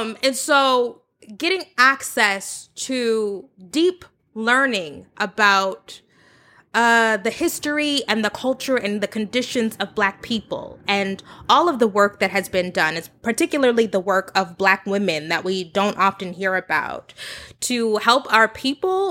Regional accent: United States; moved away as an adult; also born or lived in Texas; I grew up in Oklahoma and Texas, like suburban

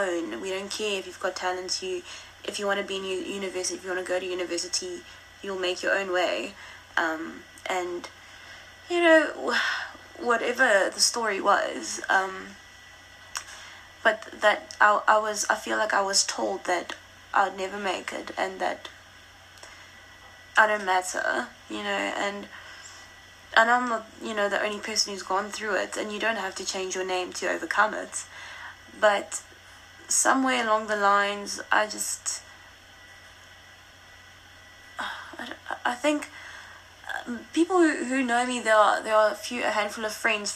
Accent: Richards Bay, KwaZulu-Natal, South Africa; first language Afrikaans; English is a second language; now in Johannesburg, South Africa; I grew up in Shishiri or Sedwana, or that I was born in Richards Bay

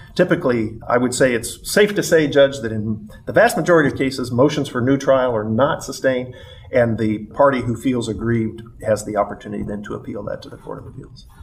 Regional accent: Missouri, United States; as a Missourian, as an American

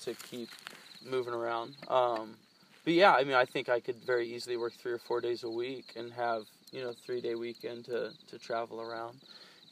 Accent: Indianapolis, Indiana, United States; moved away as an adult; I grew up in Indianapolis. I spent my entire first 29 years of my life

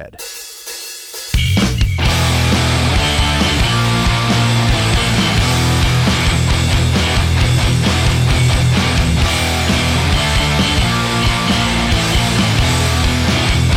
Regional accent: Pennsylvania, United States; I'm from Pennsylvania

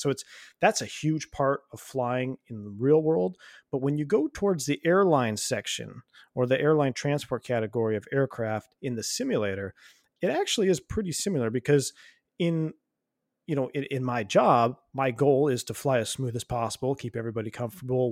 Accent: United States; I'm an American citizen

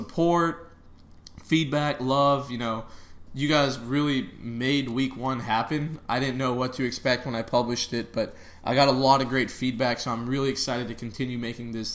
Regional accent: Brenham, Texas, United States; We grew up in Brenham, Texas together

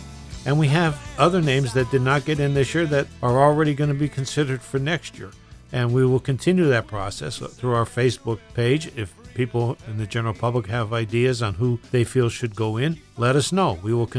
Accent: Plymouth, Pennsylvania, United States; Plymouth, my hometown.

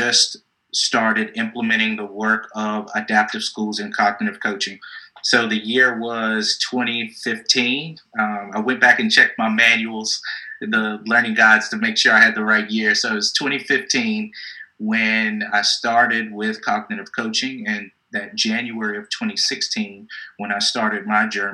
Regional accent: Martinsville, Virginia, United States; moved away as an adult; also born or lived in Hampton, Virginia / Blacksburg, Virginia / North Carolina; Originally, I'm from a small town in Virginia called Martinsville

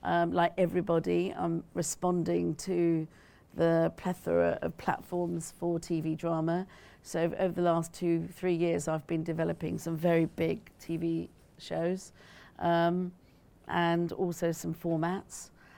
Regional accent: United Kingdom; I make it very clear it is about me being both British and Asian, you know, and Punjabi.

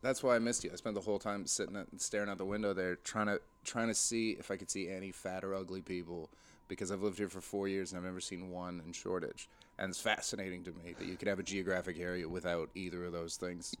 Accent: White Rock, British Columbia, Canada; also born or lived in Montreal; now in London, United Kingdom; just outside Vancouver, a little, um, suburb called White Rock

